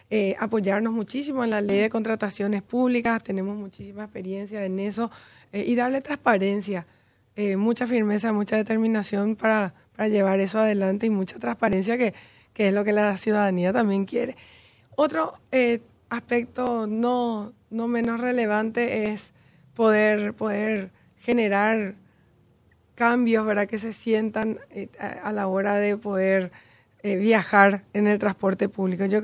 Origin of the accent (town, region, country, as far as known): Paraguay; moved away as an adult; also born or lived in Chile / United States